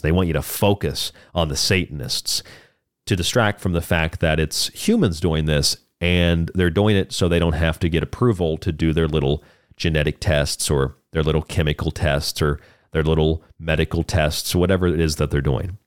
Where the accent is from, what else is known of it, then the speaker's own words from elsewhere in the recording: Florida, United States; now in Tucson, United States; where I grew up in Florida